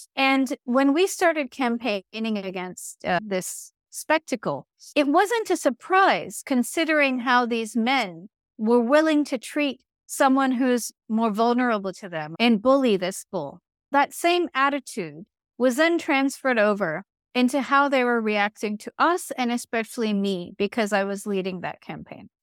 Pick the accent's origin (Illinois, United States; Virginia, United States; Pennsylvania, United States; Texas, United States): Virginia, United States; I grew up in Virginia, in the United States